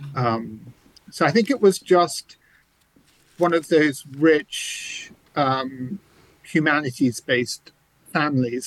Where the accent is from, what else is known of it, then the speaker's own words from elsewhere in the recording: Canterbury, South East England, United Kingdom; accent: English; moved away; you may hear an English accent. I grew up mostly in England, uh, in the cathedral city of Canterbury.